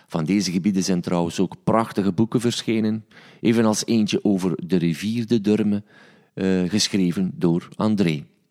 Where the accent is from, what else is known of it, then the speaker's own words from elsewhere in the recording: Stekene, Flanders, Belgium; also born or lived in Sint-Niklaas; ik ben een manneken, ik ben opgegroeid in Stekenen